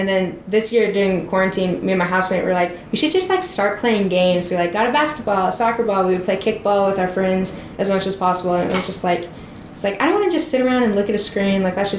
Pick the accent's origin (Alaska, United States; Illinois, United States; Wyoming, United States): Wyoming, United States; Lander; moved away; I was growing up as, like, a gay kid in Wyoming, which is always a little bit difficult. But I really liked growing up here.